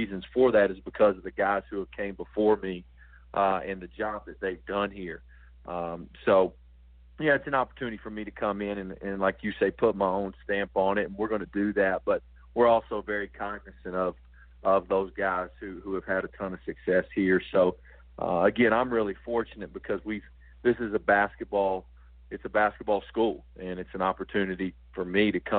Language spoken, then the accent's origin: English; Johnson City, Tennessee, United States; also born or lived in Texas; now in Asheville, United States; I'm from right across the state line in Tennessee, in the Johnson City area